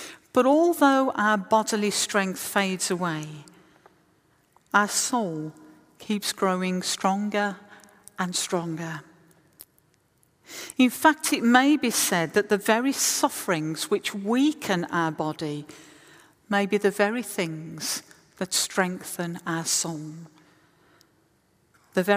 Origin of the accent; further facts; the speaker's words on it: West Midlands, United Kingdom; moved away; I was in the West Midlands, my hometown